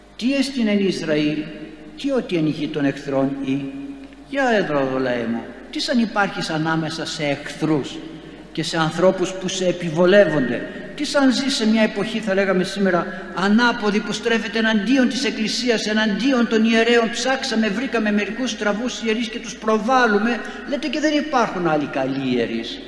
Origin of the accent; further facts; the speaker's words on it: Greece; σαν Έλληνες ζούμε ακόμη και δεν χαθήκαμε